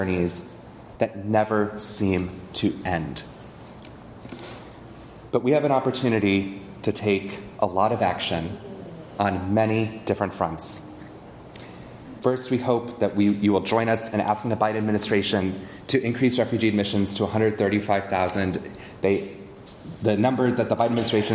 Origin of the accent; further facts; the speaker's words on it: California, United States; As a Californian Jew